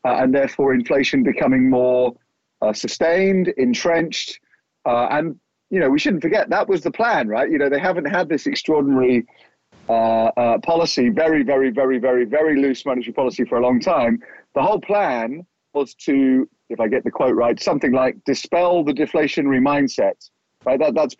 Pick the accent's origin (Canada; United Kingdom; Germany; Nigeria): United Kingdom; moved away; my home country, the UK